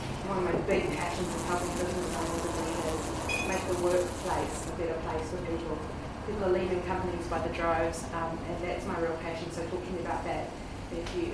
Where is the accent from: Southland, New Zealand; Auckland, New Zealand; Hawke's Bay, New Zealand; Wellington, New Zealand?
Auckland, New Zealand; moved away as an adult; now in Queenstown, New Zealand; I grew up in Auckland